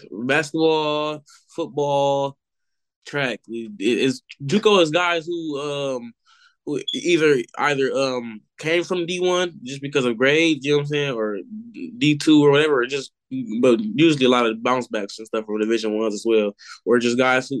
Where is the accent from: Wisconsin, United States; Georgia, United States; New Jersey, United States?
Wisconsin, United States; Milwaukee; we're from Milwaukee